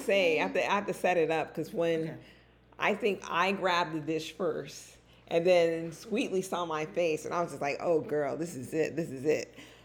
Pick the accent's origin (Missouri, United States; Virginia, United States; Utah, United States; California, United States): California, United States; now in North Carolina, United States; I'm from Cali.